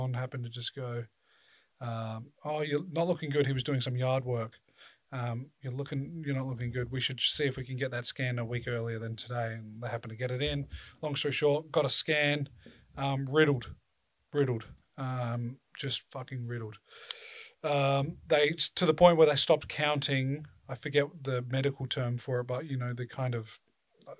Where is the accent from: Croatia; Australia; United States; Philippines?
Australia; South Australia; I'm from South Australia